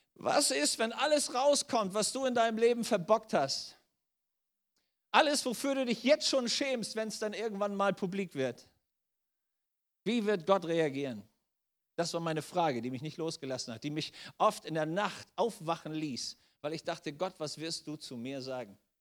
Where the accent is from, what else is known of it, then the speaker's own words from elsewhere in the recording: Germany; bei uns in Deutschland